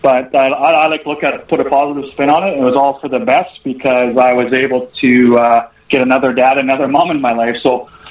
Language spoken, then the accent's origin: English; Taber, Alberta, Canada; I grew up in a little town, I guess, just east of Lethbridge called Taber, Alberta.